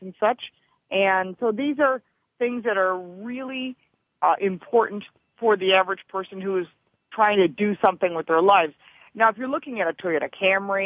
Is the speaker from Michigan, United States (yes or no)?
yes; Detroit, Michigan, United States; I'm from Detroit, and my father worked for the big three automakers